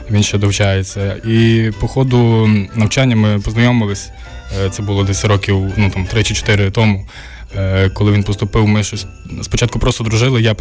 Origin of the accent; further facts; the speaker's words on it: Kalush, Ivano-Frankivsk Oblast, Ukraine; now in Lviv, Ukraine; Так насправді дійсно багато дуже артистів з Калуша. Ну і тим більше я теж з Калуша, бо я у Львові живу